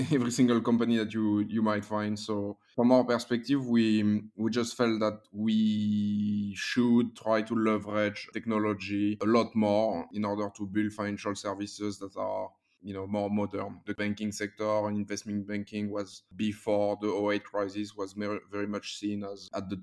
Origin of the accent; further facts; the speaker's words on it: France; moved away as an adult; now in London, United Kingdom; I'm originally from France